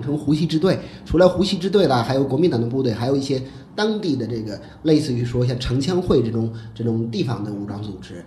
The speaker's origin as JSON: {"language": "Chinese", "town": "Shan County", "region": "Shandong", "country": "China", "tie": "born or raised there", "moved": "yes", "said": "曹妾就是我们临县，离我们老家可能也就是三十公里左右啊"}